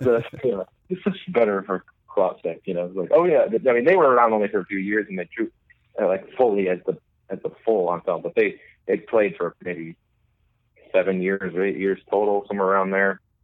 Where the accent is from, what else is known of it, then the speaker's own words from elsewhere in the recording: Milwaukee, Wisconsin, United States; also born or lived in Dublin, Ireland; I'm from Milwaukee.